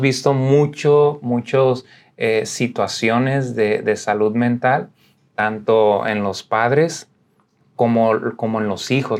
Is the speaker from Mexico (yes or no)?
yes; Tijuana, Baja California, Mexico; moved away; me crié en Tijuana, toda mi vida estuve allá por 34 años